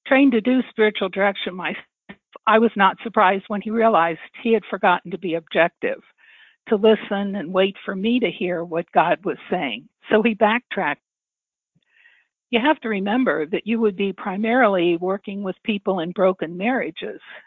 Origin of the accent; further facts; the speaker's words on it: Cincinnati, Ohio, United States; also born or lived in Toledo, Ohio / Ottawa, Canada; I was born in the Archdiocese of Cincinnati and did my initial teaching here